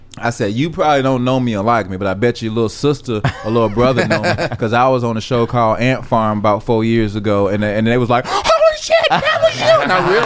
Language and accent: English; Atlanta, Georgia, United States; I'm from Atlanta